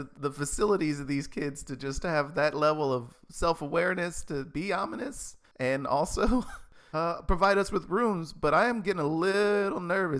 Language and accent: English; Seattle, Washington, United States; We're from Seattle. We don't see kids like this all the time rhyming, so.